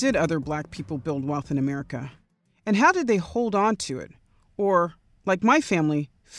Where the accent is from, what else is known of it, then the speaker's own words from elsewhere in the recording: Arizona, United States; I grew up in Arizona